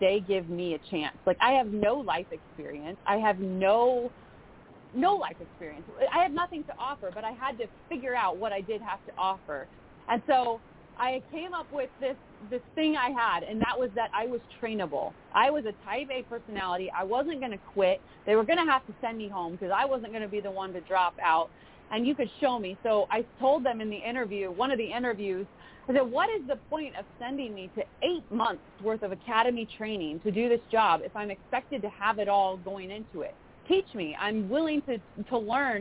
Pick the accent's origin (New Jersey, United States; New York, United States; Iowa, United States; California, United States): California, United States; Southern California high desert, United States; I grew up in Southern California, but in the desert, kind of that patch of desert between L.A. and Vegas